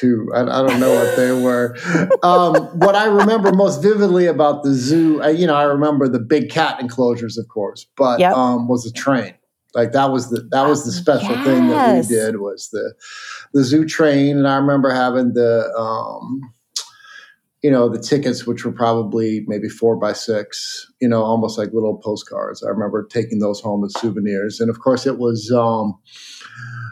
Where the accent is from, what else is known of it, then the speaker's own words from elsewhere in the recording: Columbia, Missouri, United States; I grew up in Columbia, and I traveled to St. Louis a lot as a child